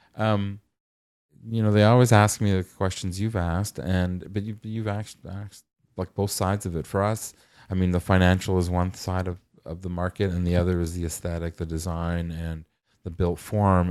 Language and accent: English; Toronto, Ontario, Canada; I grew up in North York